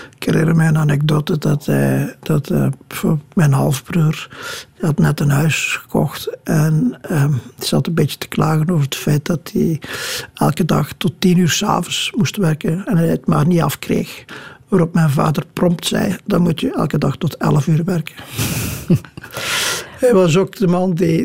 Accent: Kruishoutem, Flanders, Belgium; moved away; het huis waar ik opgegroeid ben is al een poos geleden afgebroken

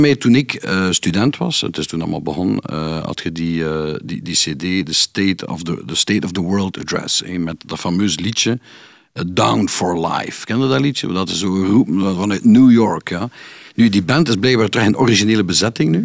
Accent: Kortrijk, Flanders, Belgium; bij ons in Kortrijk

